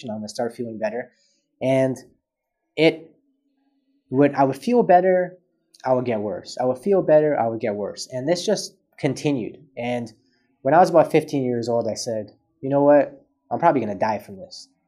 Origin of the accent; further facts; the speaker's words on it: Canada; born there; so I was born premature in Canada